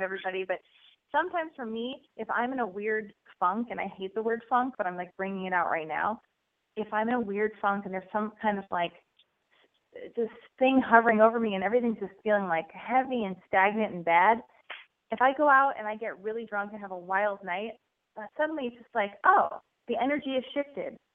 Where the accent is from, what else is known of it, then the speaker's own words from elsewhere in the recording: New Jersey, United States; now in Alabama, United States; I'm calling currently from Alabama, but I'm from New Jersey